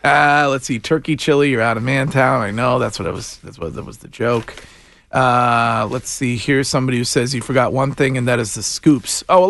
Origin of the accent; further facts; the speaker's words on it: Stow, Massachusetts, United States; I'm from Stowe